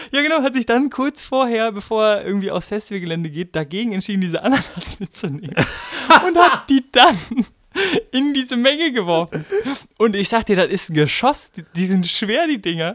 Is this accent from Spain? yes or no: no; Bremen, Germany; ich komme ja aus Bremen